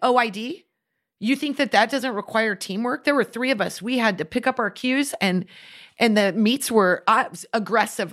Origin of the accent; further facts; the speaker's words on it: Midwest, United States; We grew up in the Midwest where they didn't have soccer.